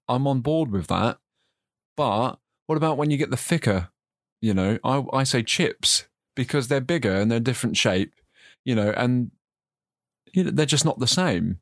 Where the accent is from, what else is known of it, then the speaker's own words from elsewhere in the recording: United Kingdom; moved away; I've been out of, you know, my home country for a while